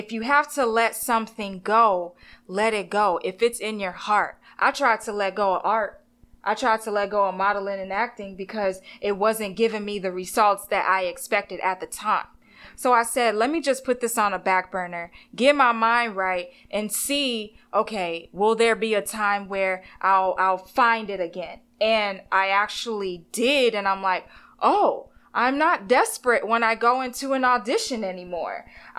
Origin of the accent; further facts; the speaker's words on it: Texas, United States; I'm from Texas.